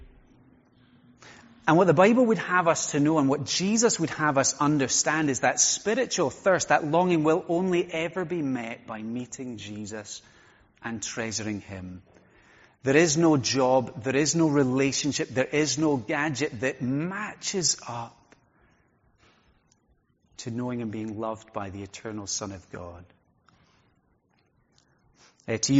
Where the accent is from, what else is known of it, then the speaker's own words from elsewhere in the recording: Skye, Scotland, United Kingdom; I grew up in Skye, grew up on the shore of a sea loch